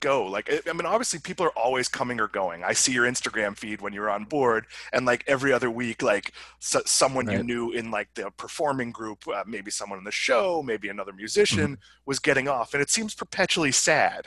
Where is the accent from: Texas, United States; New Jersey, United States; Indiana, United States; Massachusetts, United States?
Massachusetts, United States; Swampscott; I'm from Swampscott